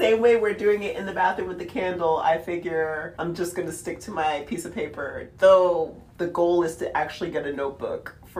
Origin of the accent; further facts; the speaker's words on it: the South, United States; accent: southern; Oh, like my southern accent that you love so much.